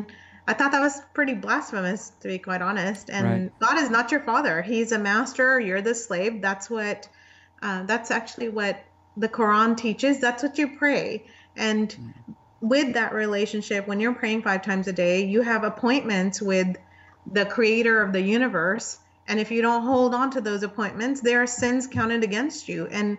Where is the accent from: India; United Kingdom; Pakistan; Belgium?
Pakistan; also born or lived in Saudi Arabia / United Arab Emirates; now in United States; I was born in the Middle East. Yeah. And I lived in Saudi Arabia and I lived in United Arab Emirates. But my background is I'm from Pakistan.